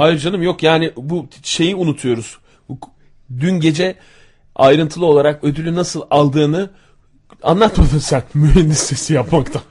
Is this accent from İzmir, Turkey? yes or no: yes; İzmir, Turkey; born or raised there